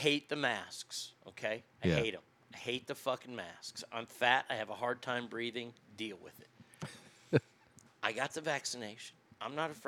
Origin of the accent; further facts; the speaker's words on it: Dallas, Texas, United States; my hometown